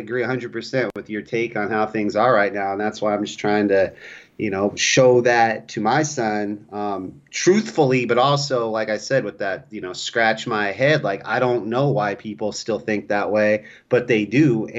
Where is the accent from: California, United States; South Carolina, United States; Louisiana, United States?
California, United States; also born or lived in North Dakota; When you come in talking about I'm from California, they will judge you harshly in North Dakota for that.